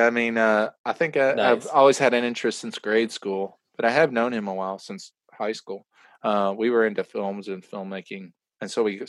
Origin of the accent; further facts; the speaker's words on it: East Coast, United States; I'm from the East Coast, so when people would lie to me out there, I'd be like, "Oh, you're telling the truth."